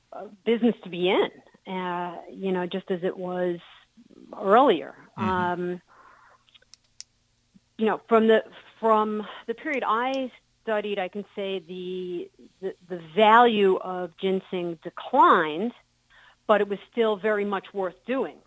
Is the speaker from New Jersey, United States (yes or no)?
no; New York City, New York, United States; moved away as an adult; also born or lived in Tucson, Arizona; now in upstate New York, United States; I grew up in Queens